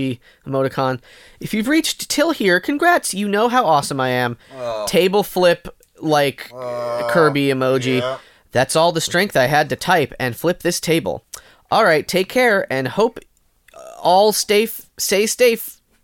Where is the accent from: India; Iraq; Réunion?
India; I'm from India, Asia.